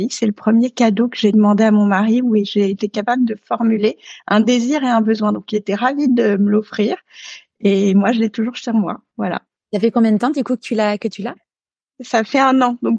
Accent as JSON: {"language": "French", "region": "Dakar", "country": "Senegal", "tie": "born or raised there", "also_born_or_lived": "Paris / Neuilly-sur-Seine", "said": "Alors j'ai grandi, euh, j'ai grandi à Dakar. bon, je suis née à Paris. j'ai mes, mes premières années étaient à Neuilly-sur-Seine, mais j'ai grandi à Dakar. Dakar, donc au Sénégal."}